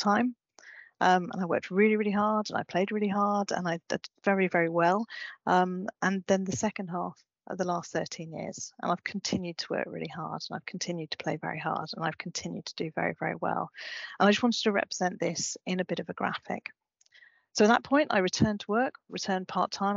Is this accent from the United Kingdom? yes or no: yes; Brighton, South East England, United Kingdom; moved away as an adult; also born or lived in Glasgow; I was born in Brighton and went to Glasgow.